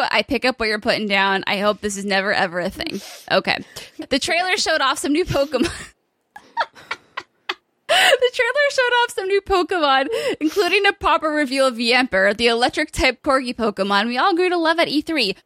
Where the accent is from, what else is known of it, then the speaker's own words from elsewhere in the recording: United Kingdom; me being Brit